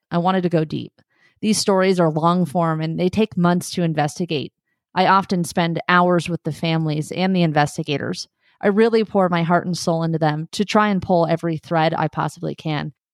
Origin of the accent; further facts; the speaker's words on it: Southern California, United States; moved away as an adult; also born or lived in North Central Montana / Palm Springs; I grew up in Southern California